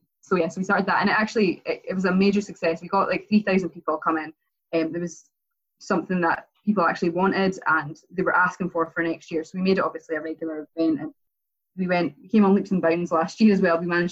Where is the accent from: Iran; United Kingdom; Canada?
United Kingdom; Perth, Scotland; moved away as an adult; also born or lived in Dundee / Melbourne; I just actually moved back to Perth. So I'm born and bred in Perth. And I'd been living away for a wee while. I was living in Dundee for a while, Melbourne, loads of major cities. And I came back to Perth